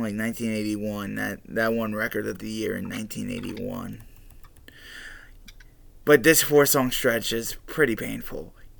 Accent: Philadelphia, Pennsylvania, United States; I'm from Philly.

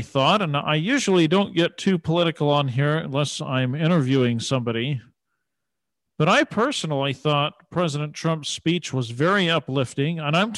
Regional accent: United States; now in Montana, United States; I was born in America.

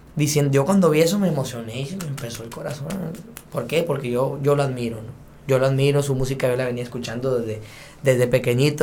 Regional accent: Sonora, Mexico; soy de Sonora y sangre de ella aquí tengo

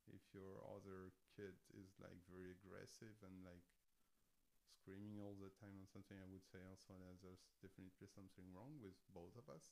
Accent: France; moved away as an adult; now in Berlin, Germany; I come from France, obviously. Uh, I've been in Berlin for over 15 years

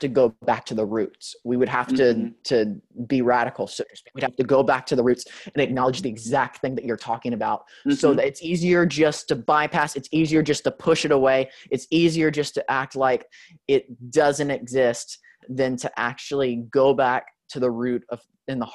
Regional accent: United States; we're from America

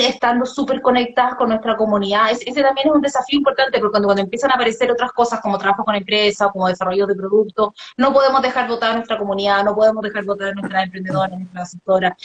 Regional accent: Viña del Mar, Valparaíso, Chile; yo soy de Viña

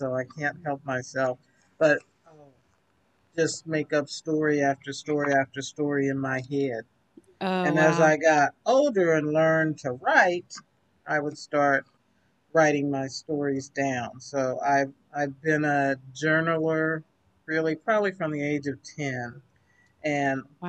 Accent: Kansas City, United States; So I was born right here in Kansas City. So I've lived my entire 59 years here

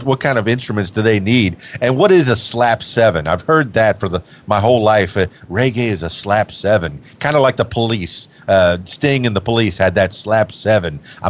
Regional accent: Florida, United States; And then the reggae, as I'm growing up in the Florida Keys, yeah, definitely have a feel.

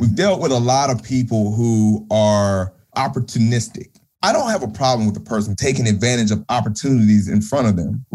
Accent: the South, United States; growing up in the South

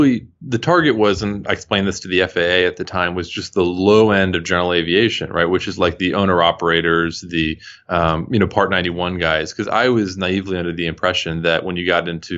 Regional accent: Houston, Texas, United States; I'm originally from Houston and flew to see family here.

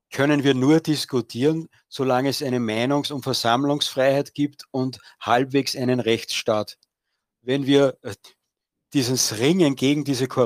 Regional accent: Austria; weil bei uns in Österreich wird die Schweiz immer als großes Vorbild dargestellt

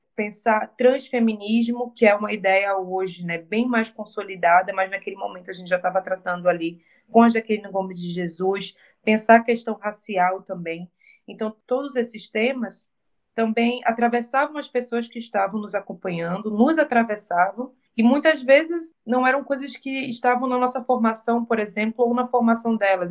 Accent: Recife, Pernambuco, Brazil

